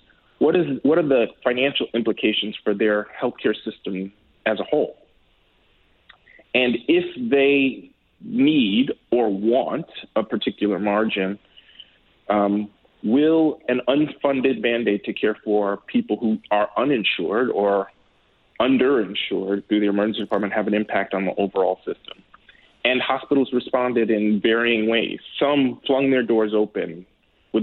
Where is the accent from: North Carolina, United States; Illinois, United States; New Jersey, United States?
Illinois, United States; Chicago; I grew up in Hyde Park. So for those who are familiar with Chicago, Hyde Park is on the south side.